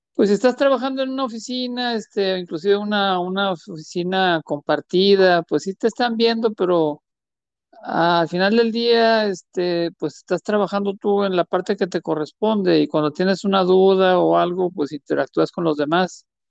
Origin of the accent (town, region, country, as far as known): Mexico